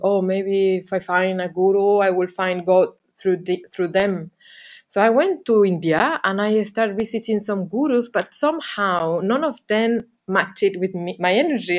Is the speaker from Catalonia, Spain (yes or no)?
no; Canary Islands, Spain; moved away as an adult; also born or lived in England / Barcelona; I was living in England because I'm from Canary Islands, and then I lived some bit in Barcelona.